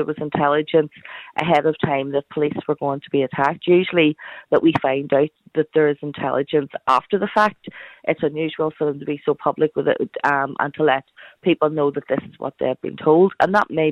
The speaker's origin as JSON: {"language": "English", "town": "Belfast", "region": "Northern Ireland", "country": "United Kingdom", "tie": "born or raised there", "said": "I came from West Belfast, a place I grew up surrounded in violence"}